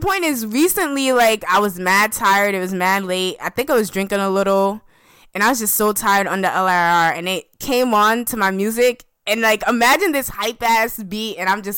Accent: New York, United States; I'm from New York, where we don't have hurricanes

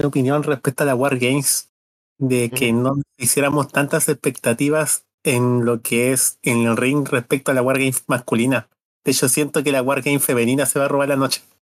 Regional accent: Chile; también soy chileno igual que Paulina

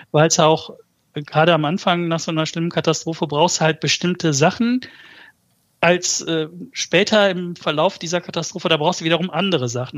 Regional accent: Germany; also born or lived in Malatya, Turkey (born, village north of Malatya); Ich bin mit anderthalb Jahren nach Deutschland gekommen

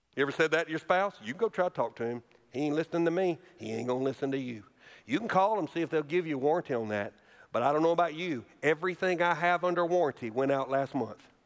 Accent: Alabama, United States; moved away; a thriving, wonderful church in my home state of Alabama

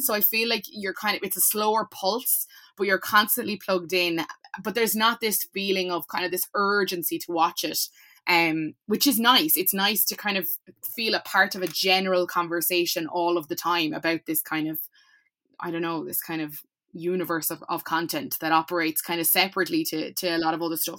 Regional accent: Cork, Munster, Ireland; I'm from Cork

